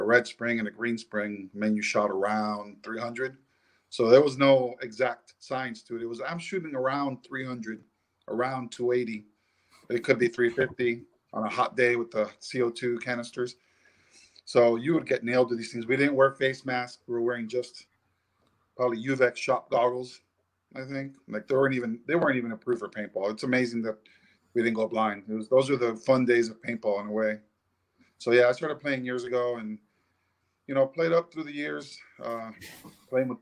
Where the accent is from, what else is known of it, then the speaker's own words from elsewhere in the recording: Miami, Florida, United States; now in South Carolina, United States; I grew up in South Florida in Miami